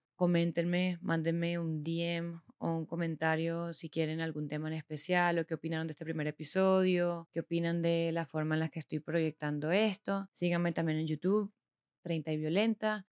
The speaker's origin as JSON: {"language": "Spanish", "country": "Venezuela", "also_born_or_lived": "Bogotá, Colombia / Medellín, Colombia", "moved": "as an adult", "lives_now": "Colombia", "said": "Soy venezolana, como se darán cuenta"}